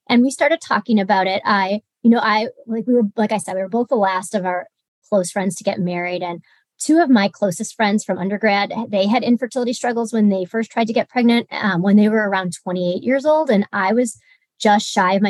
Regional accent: Michigan, United States; moved away as an adult; also born or lived in Illinois; now in Kansas City, United States; I grew up in Michigan

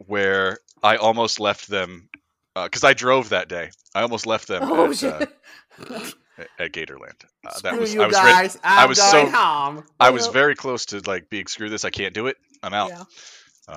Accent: Florida, United States; moved away; I'm originally from Florida

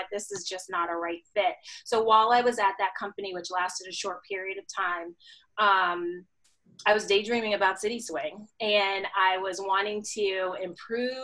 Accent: Wellesley, Massachusetts, United States; I grew up in Wellesley, Massachusetts

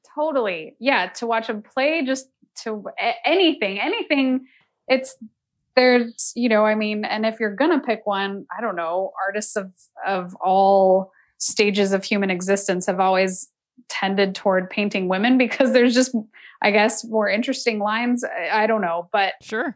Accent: Salt Lake City, Utah, United States; also born or lived in San Francisco Bay Area, California; now in Nashville, United States; I grew up mostly in Salt Lake City because my parents uh, had worked for the airlines and the San Francisco base closed

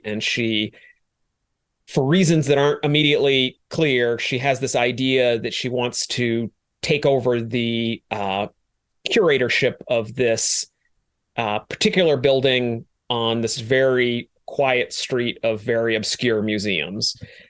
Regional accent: Maine, United States; I like to consider myself quite a driver on snow because I'm from Maine originally

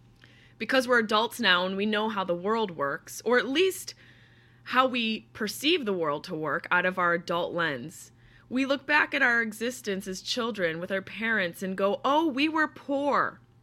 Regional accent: Syracuse, New York, United States; hours to get back to Syracuse. And I was always very close and still am very closely connected to my hometown, to my home.

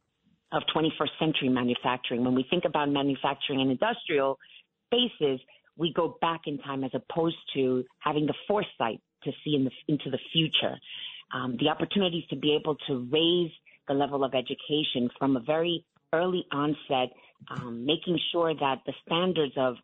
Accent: New York City, New York, United States; I was born and raised in Williamsburg

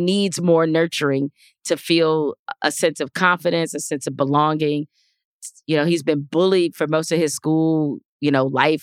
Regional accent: Detroit, Michigan, United States; growing up in Detroit

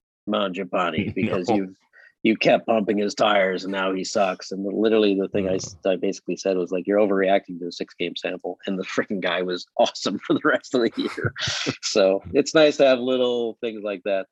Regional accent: Calgary, Alberta, Canada; I was born in Calgary

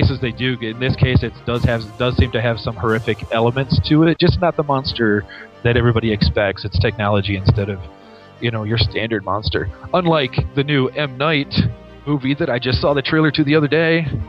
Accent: Michigan, United States; now in New Mexico, United States; being from the great state of Michigan.

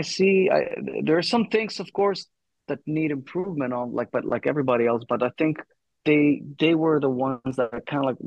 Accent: Thessaloniki, Central Macedonia, Greece; this is where I was born and raised, in Thessaloniki

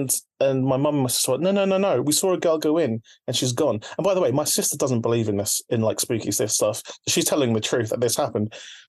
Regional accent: Philippines; my first taste of horror, like being Filipino, is like from Filipino people telling me about monsters and about like spooky things.

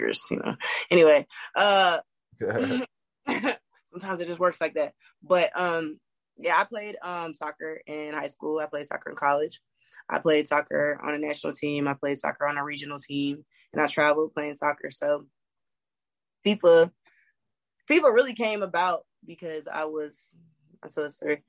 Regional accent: Gwinnett, Georgia, United States; also born or lived in New Jersey; I'm from New Jersey, but I went to high school in Gwinnett, and that's in Georgia

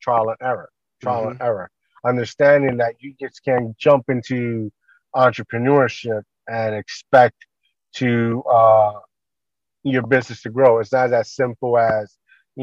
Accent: Puerto Rico; now in New Jersey, United States; I grew up in Puerto Rico

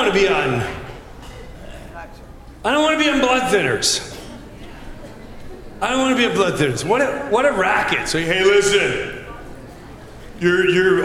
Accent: Long Island, New York, United States; Growing up in Long Island

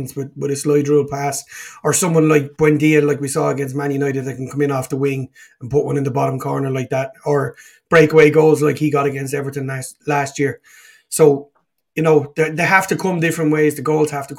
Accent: Dublin, Leinster, Ireland; growing up in Dublin

